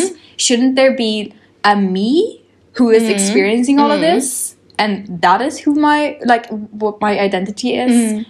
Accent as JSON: {"language": "English", "country": "Sweden", "moved": "as an adult", "lives_now": "London, United Kingdom", "said": "Like if I'm from Sweden, living in London"}